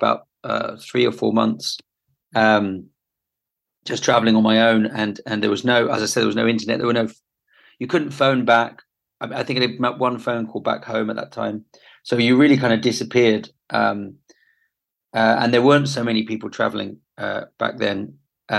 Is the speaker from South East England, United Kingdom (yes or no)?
no; London, United Kingdom; moved away as an adult; also born or lived in Brighton; I was born in London, but I spent years and years traveling around everywhere